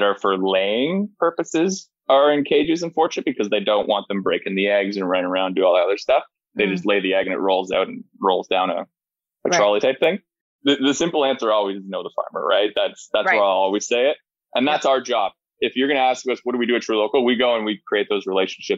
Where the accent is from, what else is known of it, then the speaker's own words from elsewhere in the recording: Ottawa, Ontario, Canada; now in Kitchener, Canada; I'm from Ottawa. I live in Kitchener